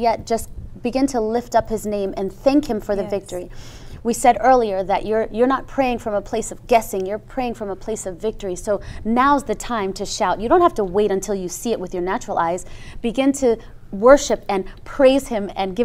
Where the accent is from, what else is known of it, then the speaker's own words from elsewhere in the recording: Jamaica; Well, I'm a Jamaican. That's really what I am, a Jamaican